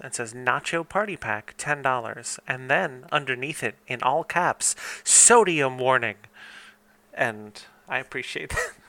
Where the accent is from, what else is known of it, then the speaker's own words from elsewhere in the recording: California, United States; I'm a Californian who learned Espanolian.